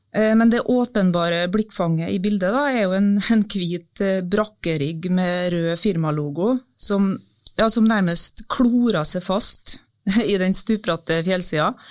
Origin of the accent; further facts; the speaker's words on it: Battenfjorden, Nordvestlandet, Møre og Romsdal, Norway; moved away; Da var jeg på ferie på hjemstedet mitt, Battenfjorden på Nordvestlandet.